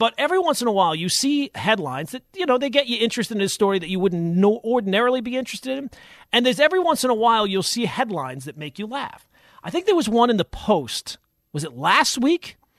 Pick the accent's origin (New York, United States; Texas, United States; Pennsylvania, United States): New York, United States; Long Island; moved away; I grew up on Long Island, was there for 30 years.